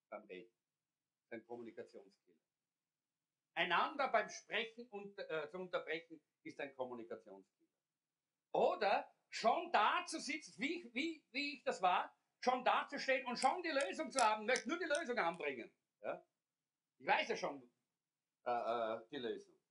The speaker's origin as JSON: {"language": "German", "country": "Austria", "tie": "born or raised there", "said": "Sie ist aufgewachsen in Schweden, ich in Österreich."}